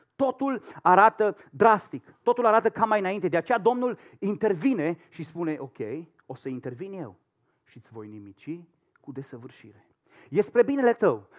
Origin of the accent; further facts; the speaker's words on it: Romania; moved away as an adult; also born or lived in Madrid, Spain; noi ca și români